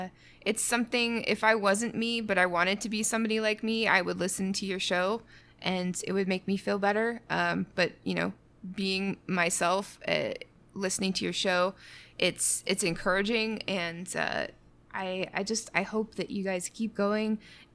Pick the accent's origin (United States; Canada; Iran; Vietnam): Canada; As a Canadian, I cannot do that. It's very rude.